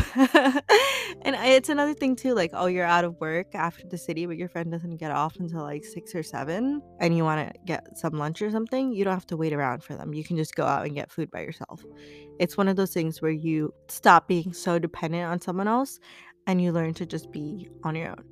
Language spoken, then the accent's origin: English; United States